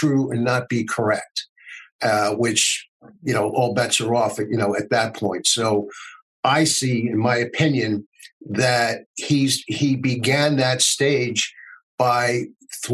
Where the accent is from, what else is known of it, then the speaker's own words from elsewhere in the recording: United States; as an American